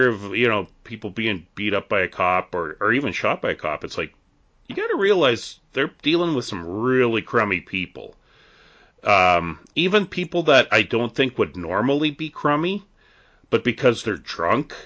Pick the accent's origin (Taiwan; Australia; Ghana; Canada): Canada; near Edmonton, Alberta; in my hometown that I live in, the town that I work